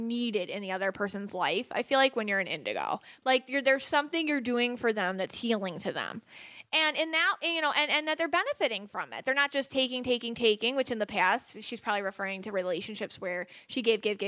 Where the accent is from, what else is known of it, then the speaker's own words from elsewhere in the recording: Buffalo, New York, United States; I'm from Buffalo.